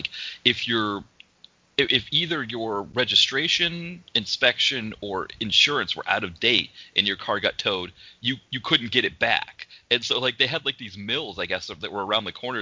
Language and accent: English; Maine, United States; moved away; I grew up in Maine